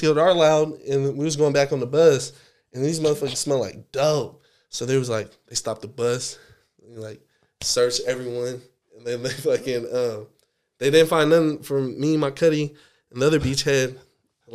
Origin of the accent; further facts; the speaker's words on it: Seattle, Washington, United States; we're from Seattle